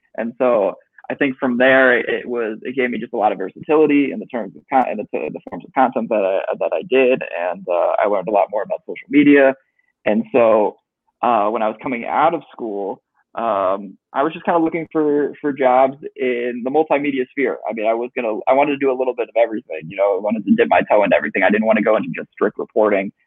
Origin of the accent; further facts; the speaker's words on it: Chicago, Illinois, United States; growing up in Chicago, always a fan